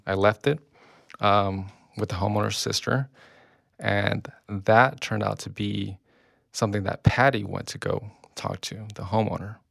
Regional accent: Long Beach, California, United States; I grew up in Long Beach

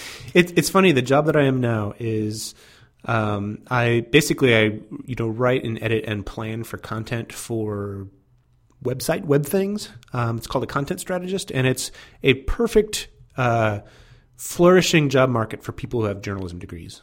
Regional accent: Fort Wayne, Indiana, United States; I grew up in Fort Wayne, Indiana

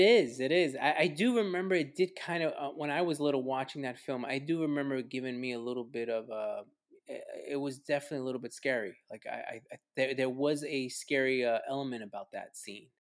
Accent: New York City, New York, United States; growing up in New York City, uh, especially, you know, there during the early 80s

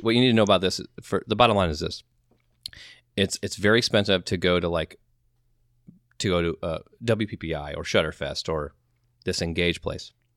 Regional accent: Midwest, United States; we're from the Midwest

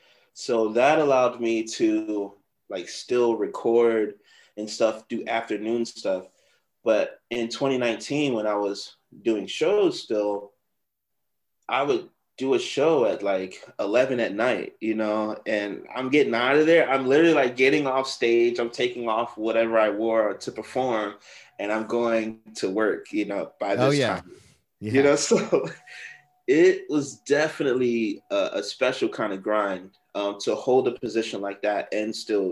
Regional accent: Florida, United States; I'm telling him how I came from Florida and, you know, just like a dollar in a dream kind of thing.

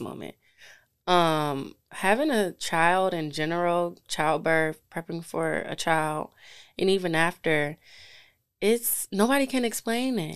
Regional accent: Detroit, Michigan, United States; I'm from Detroit

